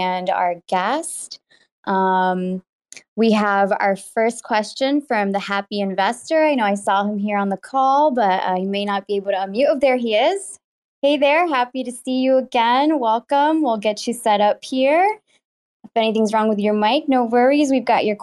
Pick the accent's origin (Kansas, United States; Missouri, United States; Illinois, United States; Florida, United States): Florida, United States; Miami; Miami's my hometown